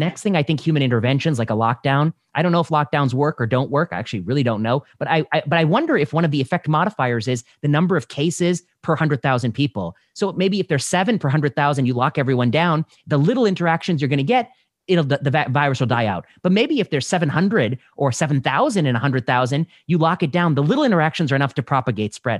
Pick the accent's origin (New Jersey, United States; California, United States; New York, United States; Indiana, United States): Indiana, United States; I grew up in Indiana